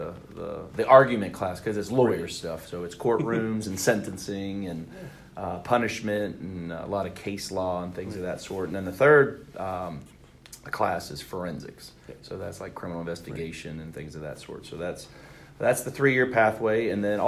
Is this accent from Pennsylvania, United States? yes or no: yes; Cranberry Township, Pennsylvania, United States; moved away as an adult; now in Georgia, United States; born and raised in Pennsylvania, a town called Cranberry Township. It's right outside of Pittsburgh